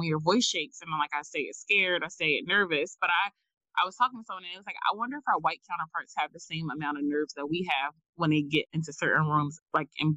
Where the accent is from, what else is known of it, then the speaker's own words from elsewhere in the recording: Philadelphia, Pennsylvania, United States; North Philly, because like that's where I'm from